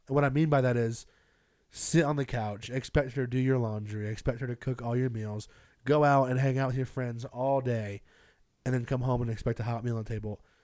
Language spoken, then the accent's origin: English; Greenville, South Carolina, United States; moved away; I grew up in Greenville, South Carolina